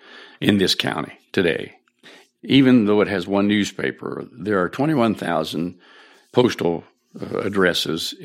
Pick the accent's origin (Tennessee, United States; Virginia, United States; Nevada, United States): Virginia, United States; Edinburg; moved away as an adult; this is my hometown